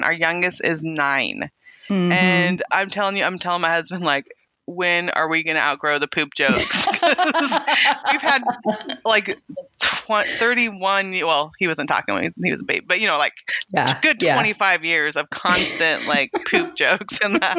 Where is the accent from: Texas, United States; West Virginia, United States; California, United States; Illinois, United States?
California, United States; Weed; now in Arkansas, United States; I grew up in Weed, California